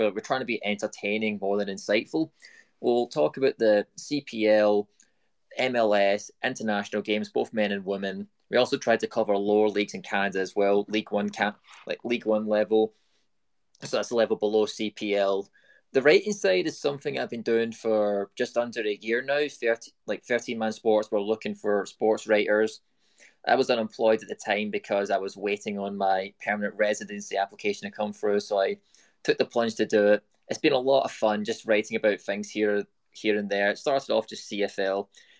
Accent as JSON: {"language": "English", "country": "United Kingdom", "said": "You know, I'm British. Like, you're born with a ball at your foot and you kick it into a goal right out of birth."}